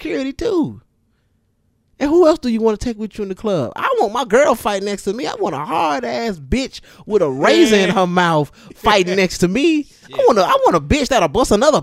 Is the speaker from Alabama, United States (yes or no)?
yes; Bessemer, Alabama, United States; I'm from Bessemer